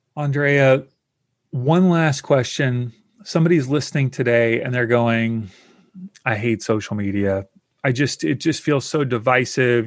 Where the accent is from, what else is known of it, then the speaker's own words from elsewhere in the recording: the South, United States; I grew up in the South in the U S